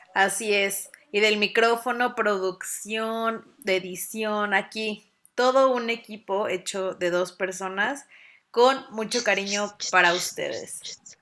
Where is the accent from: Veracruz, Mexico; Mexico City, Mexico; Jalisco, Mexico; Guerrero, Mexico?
Mexico City, Mexico; now in Puebla, Mexico; yo soy también de Ciudad de México, pero vivo en Puebla